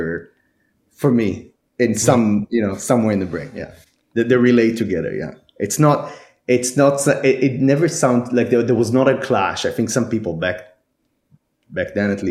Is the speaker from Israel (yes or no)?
yes; Israel; moved away; I'm actually from Israel, so I went to school over there.